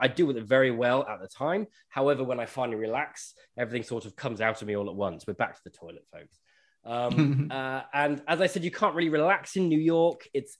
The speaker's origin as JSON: {"language": "English", "country": "United Kingdom", "said": "being British"}